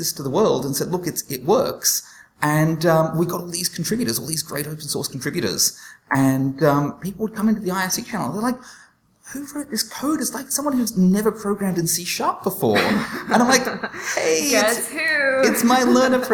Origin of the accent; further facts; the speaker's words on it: Australia; accent: Australian; my Australian accent